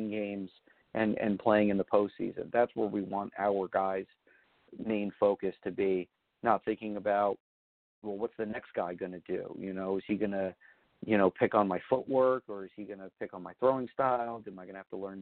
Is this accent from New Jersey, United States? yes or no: yes; New Jersey, United States; now in New York, United States; growing up in North Jersey